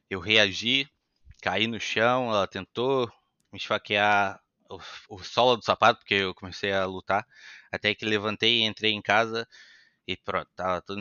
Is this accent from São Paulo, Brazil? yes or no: no; Itaboraí, Rio de Janeiro, Brazil; Sou de Itaboraí, né? meus pais são de Itaboraí, nasci em Itaboraí, 55 quilômetros do, do, Maracanã